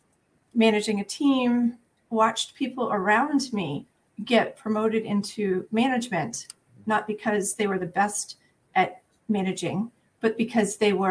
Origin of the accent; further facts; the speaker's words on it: Pennsylvania, United States; also born or lived in New Hampshire; So I grew up outside Philadelphia.